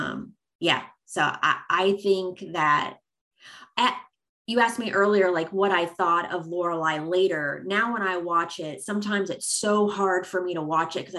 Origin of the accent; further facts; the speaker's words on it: Missouri, United States; now in East Coast, United States; I'm actually from Missouri and I moved to the East Coast